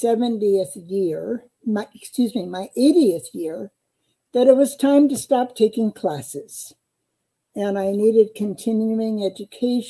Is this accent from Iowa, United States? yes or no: yes; Eastern Iowa, United States; moved away as an adult; also born or lived in Ames, Iowa; now in Lincoln, Nebraska, United States; I was born and raised in Eastern Iowa